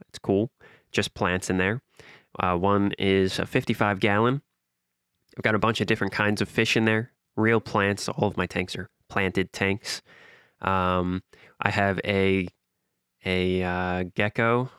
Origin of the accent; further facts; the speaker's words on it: New York City, New York, United States; I'm from the softest possible part of Queens, fresh meadows, fresh ghettos